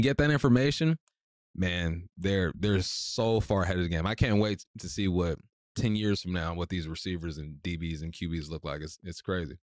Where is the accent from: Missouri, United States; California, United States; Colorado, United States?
California, United States; Culver City; moved away as an adult; growing up in Culver City